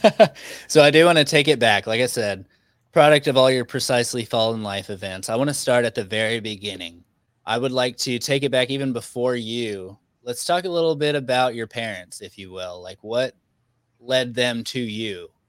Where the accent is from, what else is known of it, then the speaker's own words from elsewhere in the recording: Arkansas, United States; now in Texas, United States; I'm actually from Arkansas. I live in Texas